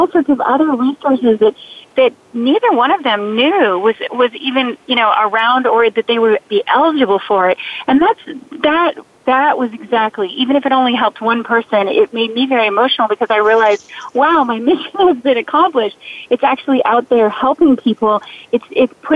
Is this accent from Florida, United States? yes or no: yes; Key West, Florida, United States; when I was growing up in Key West, Florida